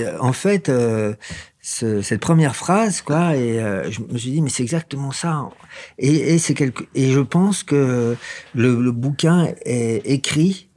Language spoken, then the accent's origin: French; Versailles, Île-de-France, France; je suis d'origine de Versailles, mais même pas le vrai Versaillais